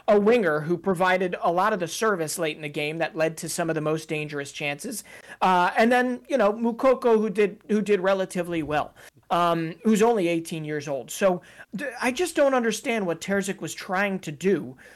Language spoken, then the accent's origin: English; United States; as an American